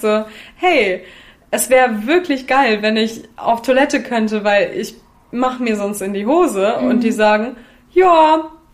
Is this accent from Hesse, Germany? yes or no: no; Lüneburg Heath, Lower Saxony, Germany; moved away as an adult; also born or lived in Hamburg; now in Berlin, Germany; ich komme aus dem tiefen Niedersachsen, aus der Lüneburger Heide, aus so einem Kaff